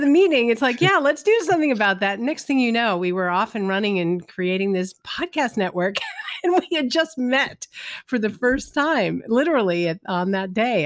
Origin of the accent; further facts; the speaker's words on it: Los Angeles, California, United States; moved away; also born or lived in New York; growing up in Los Angeles, I didn't know anybody